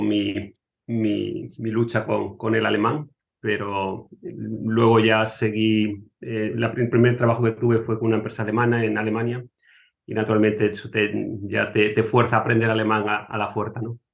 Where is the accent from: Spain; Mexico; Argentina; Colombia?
Spain; Cartagena, Region of Murcia; moved away as an adult; also born or lived in Madrid / Germany / United States; now in Hungary; yo nací en, Cartagena, en, en, Murcia, y mm, estudié en Madrid